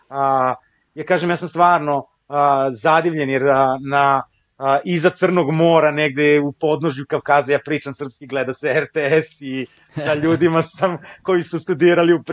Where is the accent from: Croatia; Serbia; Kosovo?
Kosovo; born there; ja sam rođen na Kosovu, rođen sam u Jugoslaviji i dan danas osjećam a, Jugoslaviju, odnosno Srbiju kao svoju, a, svoju domovinu.